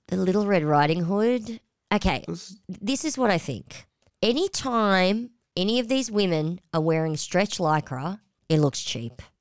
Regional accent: Australia; we're Aussies

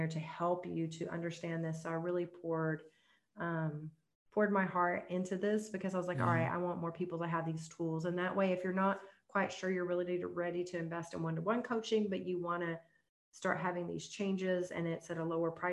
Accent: the Bible Belt, United States; I grew up in the Bible Belt

